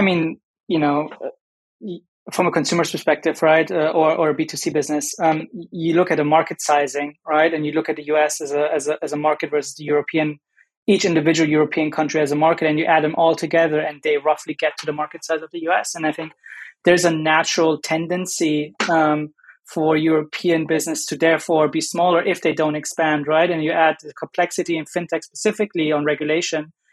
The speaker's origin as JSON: {"language": "English", "country": "Germany", "also_born_or_lived": "United States", "moved": "yes", "said": "I'm German, I'm from Germany"}